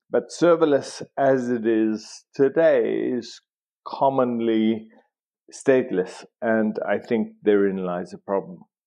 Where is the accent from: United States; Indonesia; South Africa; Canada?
South Africa; I grew up in South Africa.